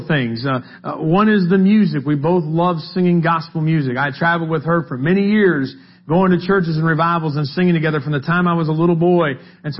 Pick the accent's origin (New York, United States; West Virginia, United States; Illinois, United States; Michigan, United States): West Virginia, United States; We're from West Virginia